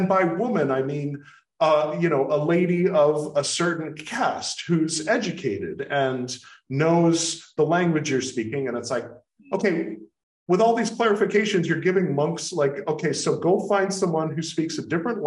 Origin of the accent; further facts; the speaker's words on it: United States; being American